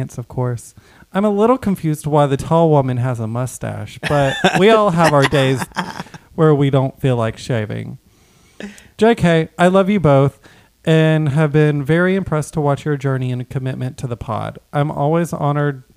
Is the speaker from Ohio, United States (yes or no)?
no; Jefferson County, Alabama, United States; I'm from Jefferson, but just if I was a little bit farther away, I could either be Bibb or Tuscaloosa County.